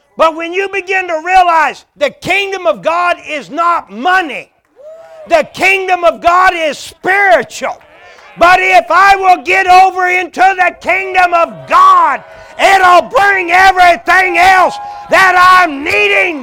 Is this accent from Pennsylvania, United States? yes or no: no; Oklahoma, United States; born or raised there; moved away